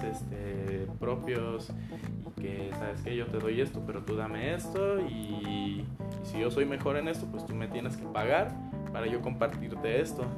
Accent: Mexico; nosotros, o sea, mexicanos, tenemos mucha influencia pues española

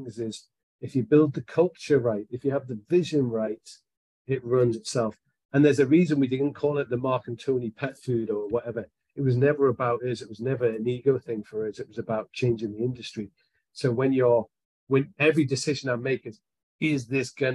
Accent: Scotland, United Kingdom; I am a Scotsman

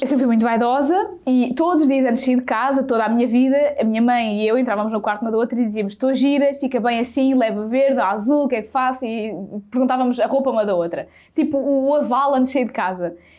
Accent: Sátão, Centro, Portugal; eu sou do Sátão, que é uma terrinha, um conselho a mais ou menos 18, 19 km de Viseu. Portanto, eu não nasci na cidade e sou zero da cidade

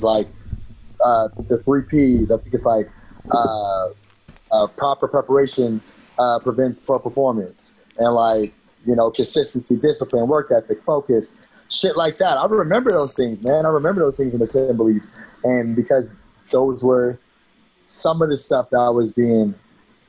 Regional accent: Fairfield, California, United States; from Cali, man. I was born in the Bay Area, in Fairfield, California

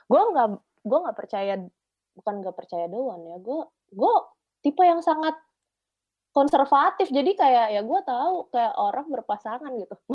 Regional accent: Cibubur, Indonesia; Gue anak Cibubur soalnya.

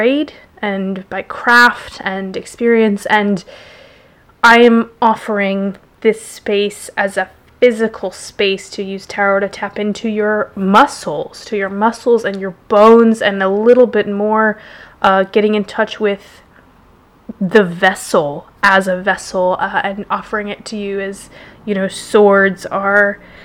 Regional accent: Jackson, Wyoming, United States; moved away as an adult; now in London, United Kingdom; I was born in Jackson, Wyoming

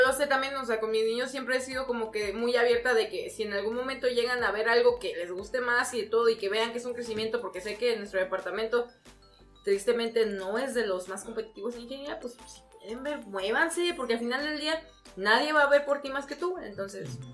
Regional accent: San Luis Potosí, Mexico; yo soy su mamá potosina

